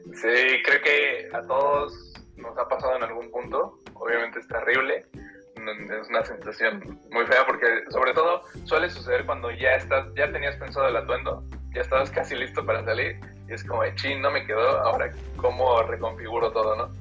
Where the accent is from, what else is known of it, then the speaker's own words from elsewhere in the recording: Guanajuato, Mexico; also born or lived in Mexico City; now in Irapuato, Mexico; Soy de Guanajuato, eh, me fui a estudiar a la Ciudad de México la carrera.